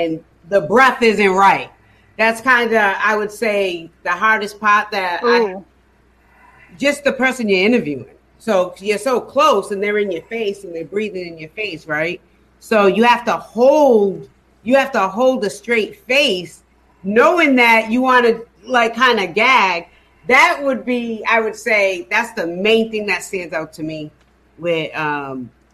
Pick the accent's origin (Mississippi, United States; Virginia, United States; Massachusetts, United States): Massachusetts, United States; New Bedford; moved away as an adult; now in Atlanta, United States; I'm from New Bedford